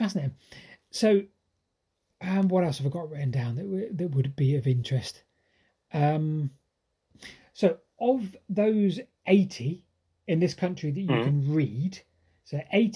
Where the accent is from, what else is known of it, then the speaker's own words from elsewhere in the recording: Andover, South East England, United Kingdom; my hometown of Andover